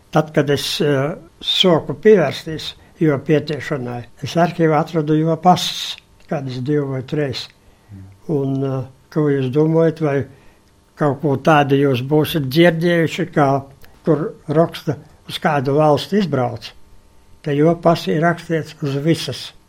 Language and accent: Latvian; Latgale, Latvia; moved away as an adult; To es 60 gadus esmu projām no Latvijas